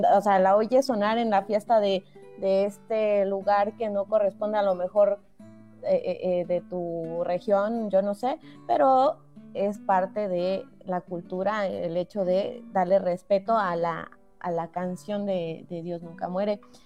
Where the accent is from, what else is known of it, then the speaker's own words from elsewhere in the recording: Oaxaca, Mexico; como oaxaqueños